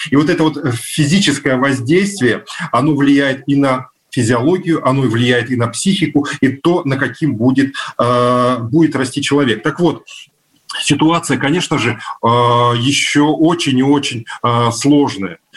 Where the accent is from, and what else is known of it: Novosibirsk, Novosibirsk Oblast, Russia; born or raised there